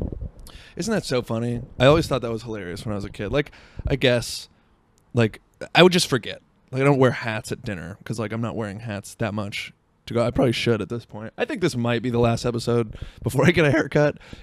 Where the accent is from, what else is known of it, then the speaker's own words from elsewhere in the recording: Seattle, Washington, United States; I was from Seattle